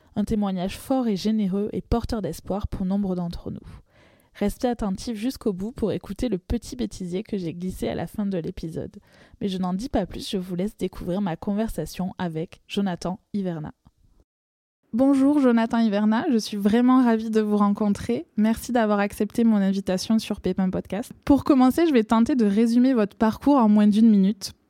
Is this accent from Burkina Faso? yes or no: no; France; accent: accent chantant (singing accent); mon accent chantant